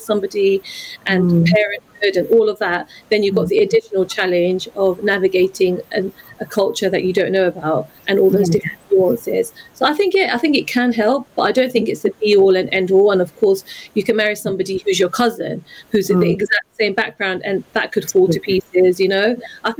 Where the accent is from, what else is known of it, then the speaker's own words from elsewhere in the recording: London, United Kingdom; I'm a Londoner